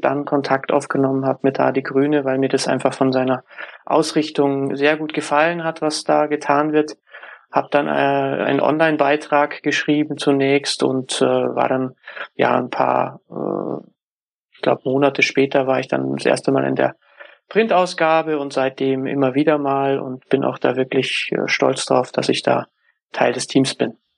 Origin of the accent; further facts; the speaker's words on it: Munich, Bavaria, Germany; Ich komme aus München